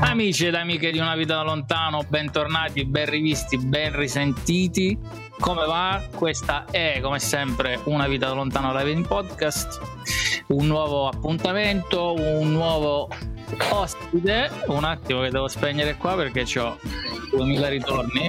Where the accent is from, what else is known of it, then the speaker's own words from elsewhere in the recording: Abruzzo, Italy; noi siamo abruzzesi